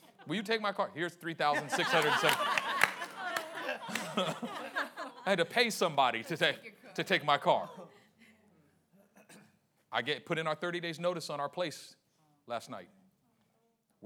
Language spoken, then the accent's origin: English; Oakland, California, United States; I grew up in Oakland